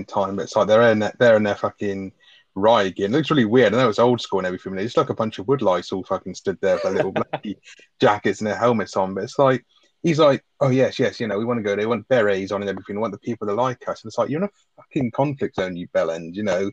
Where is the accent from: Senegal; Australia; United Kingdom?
United Kingdom